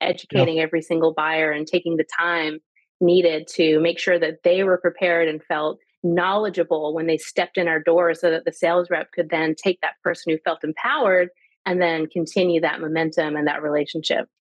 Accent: Canada; moved away; also born or lived in Italy / Bolivia / Georgia, United States; I'm Canadian.

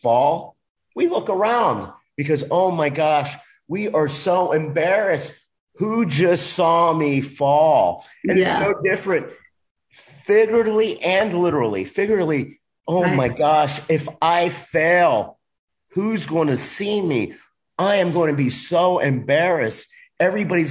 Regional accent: Dade County, Florida, United States; Dade County public school system thought I couldn't speak English

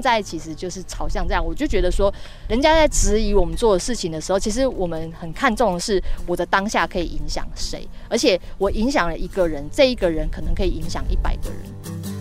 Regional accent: Taoyuan, Taiwan; moved away as an adult; now in Penghu, Taiwan; 我是桃园人

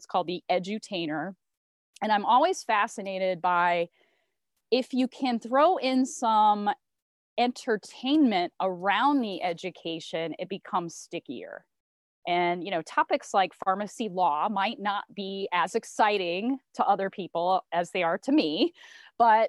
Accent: Indiana, United States; also born or lived in Philadelphia; I am a Midwesterner. Grew up in Indiana, and I currently live in Indiana as well

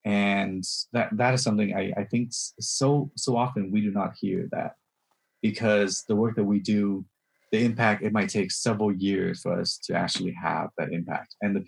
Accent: Memphis, Tennessee, United States; born or raised there; moved away; also born or lived in Vietnam

